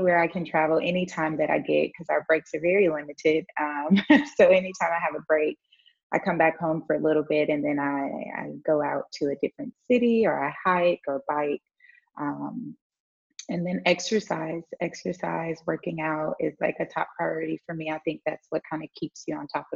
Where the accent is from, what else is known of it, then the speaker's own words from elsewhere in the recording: Houston, Texas, United States; moved away as an adult; also born or lived in Baton Rouge, Louisiana; now in Saba; I grew up in Houston.